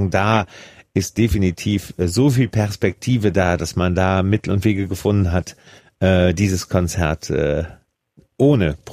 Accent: Switzerland; aber ich bin auch in der Schweiz

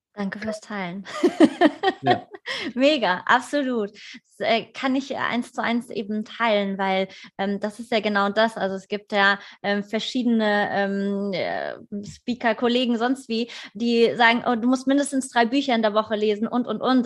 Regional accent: Vogelsberg, Hesse, Germany; moved away; das ist äh, äh, meine alte Heimat, von Frankfurt so eine Stunde entfernt

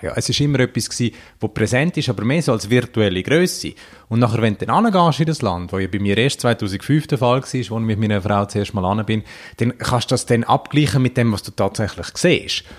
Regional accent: Davos, Graubünden, Switzerland; jetzt bin ich ja von Davos, was auch... Äh grosser Tourismusort ist

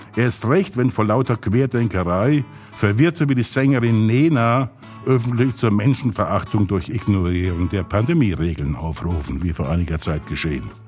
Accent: Pirmasens, Rhineland-Palatinate, Germany; ich komme ja aus Pirmasens und haben alle Leute große Nasen.

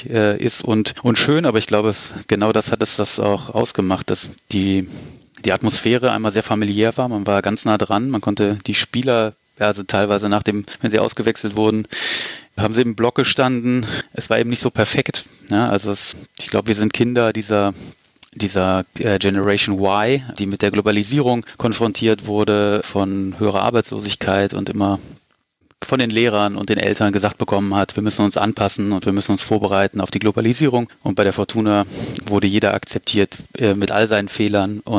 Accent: Düsseldorf, North Rhine-Westphalia, Germany; born there; ich bin sogar in Düsseldorf geboren, allerdings auf der linken Rheinseite.

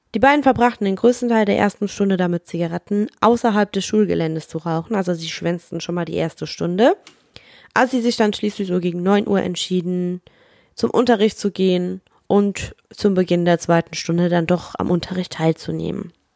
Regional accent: Rhineland-Palatinate, Germany; babbig, sagt man bei uns in der Pfalz

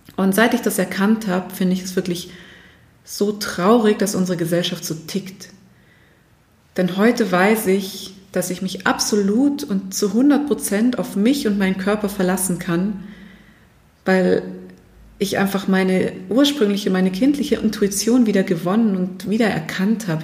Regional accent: Germany; bei uns in Deutschland

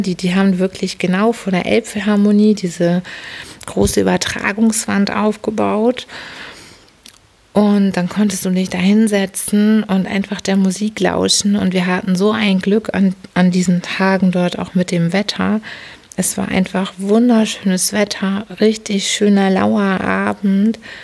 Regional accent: Hamburg, Germany; ich bin ja eine Hamburgerin

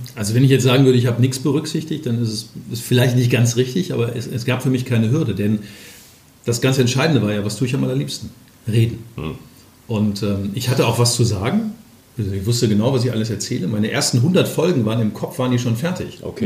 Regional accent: Ruhr area, North Rhine-Westphalia, Germany; moved away as an adult; now in Hamburg, Germany; ich komme ja aus dem Ruhrgebiet

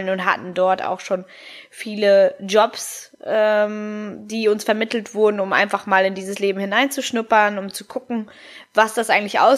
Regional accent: Hamburg, Germany; ich bin 29 Jahre alt, ich komme aus Hamburg, ich bin ähm, durch meinen Vater, der halb Italiener und halb Argentiner ist, meine Mama Deutsch. Eine gute Mischung aus den dreien und ähm, ja, bin aber hier in Hamburg geboren

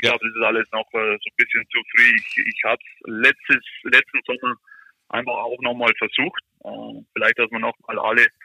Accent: Germany; moved away as an adult; now in United States

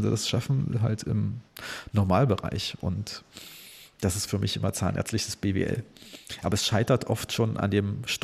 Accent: Berlin, Germany; Also ich kann als Berliner sagen, und äh, dass ich zwar in der gefühlt tollsten Stadt Deutschlands wohne

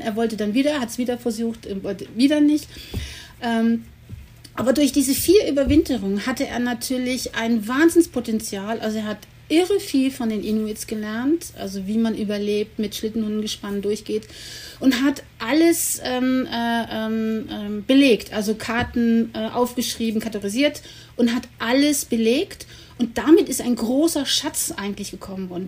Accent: Cologne, North Rhine-Westphalia, Germany; ich komme aus Köln

